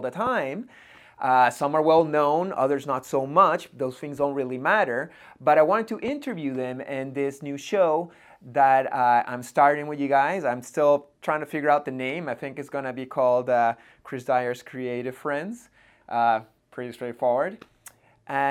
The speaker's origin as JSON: {"language": "English", "town": "Montreal", "region": "Quebec", "country": "Canada", "tie": "born or raised there", "said": "I hang out a lot in Montreal, in my hometown."}